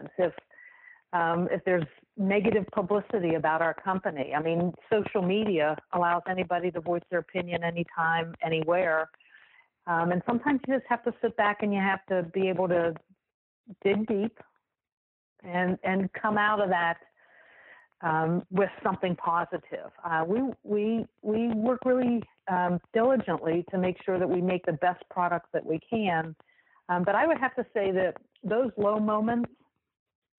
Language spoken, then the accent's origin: English; Wheeling, West Virginia, United States; moved away as an adult; also born or lived in Ohio / New York; I was born and raised in Wheeling